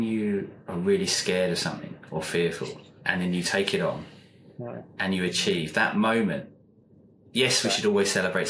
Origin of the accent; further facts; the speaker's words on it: England, United Kingdom; now in New Zealand; Being English originally